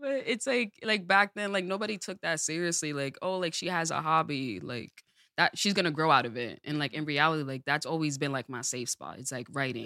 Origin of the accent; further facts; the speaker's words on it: Allentown, Pennsylvania, United States; born and raised in Allentown, Pennsylvania.